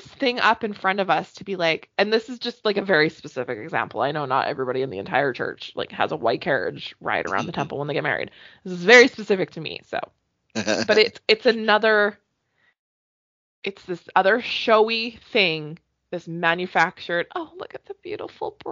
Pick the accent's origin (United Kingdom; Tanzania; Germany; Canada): Canada; I'm very Canadian